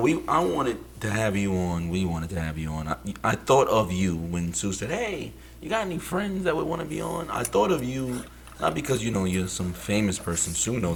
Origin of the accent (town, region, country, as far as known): New York City, New York, United States; born or raised there